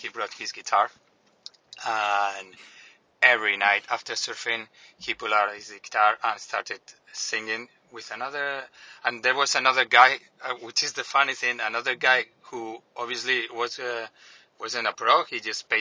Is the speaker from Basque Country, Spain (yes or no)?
no; Canary Islands, Spain; English is a second language; from the Canary Islands. First of all, apologies for my accent.